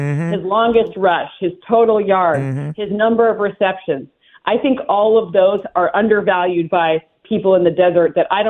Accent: Michigan, United States; Right. And I can say that cause I'm from Michigan.

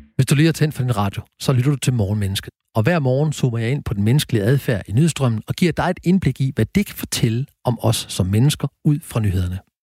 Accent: Horsens, Central Denmark Region, Denmark; er jeg født og opvokset i Horsens

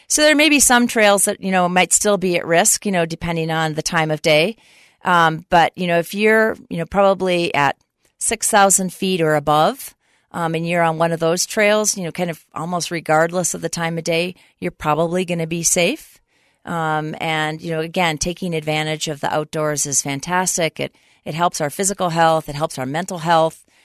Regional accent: Minnesota, United States; moved away as an adult; now in Utah, United States; I grew up in Minnesota

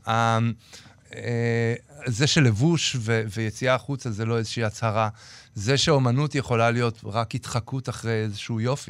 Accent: Jerusalem, Jerusalem District, Israel; זה פשוט המקום שאני בא ממנו

